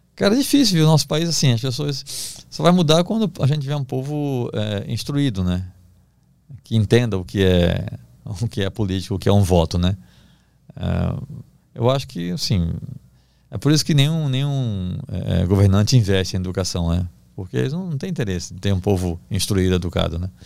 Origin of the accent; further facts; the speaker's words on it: Recife, Pernambuco, Brazil; moved away as an adult; also born or lived in Belém; now in São Paulo, Brazil; eu sou do Recife, cresci perto da praia